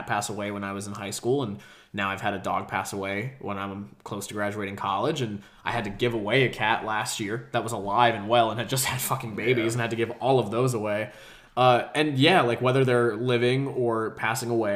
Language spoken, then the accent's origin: English; Georgia, United States; also born or lived in New Jersey; when we moved from New Jersey to Georgia